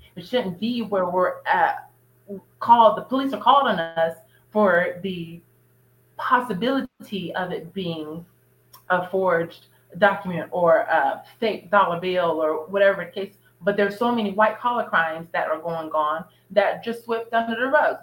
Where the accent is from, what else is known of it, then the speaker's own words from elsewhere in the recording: United States; We're just American, so we're Black Americans